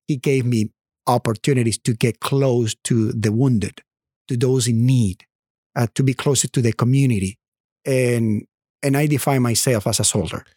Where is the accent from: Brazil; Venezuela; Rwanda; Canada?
Venezuela; Maracaibo, Zulia; English is a second language; moved away as an adult; also born or lived in Norman, Oklahoma / New Orleans / Netherlands; now in United States; I grew up in Venezuela. I was born in Venezuela and I grew up in Venezuela.